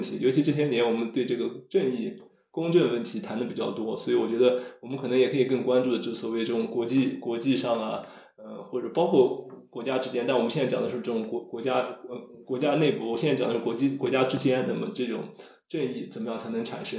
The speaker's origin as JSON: {"language": "Chinese", "country": "China"}